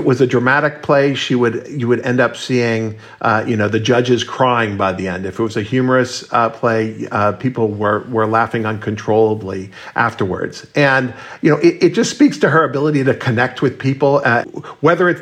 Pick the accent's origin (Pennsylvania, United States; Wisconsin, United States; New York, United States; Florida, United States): Florida, United States; Miami; moved away; I grew up with Ketanji Brown Jackson in Miami